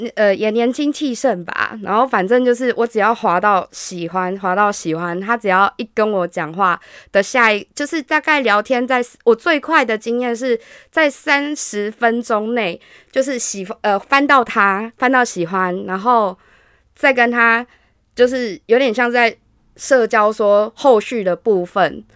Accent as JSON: {"language": "Chinese", "town": "Hsinchu", "country": "Taiwan", "moved": "yes", "lives_now": "Taipei, Taiwan", "said": "我是来自新竹，但是住在台北的"}